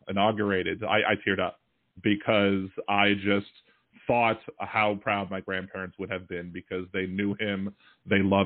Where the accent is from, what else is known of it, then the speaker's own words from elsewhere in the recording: Baltimore, Maryland, United States; also born or lived in Wilmington, Delaware; now in New Orleans, United States; I was born in Wilmington, Delaware, raised in Baltimore. I now live in New Orleans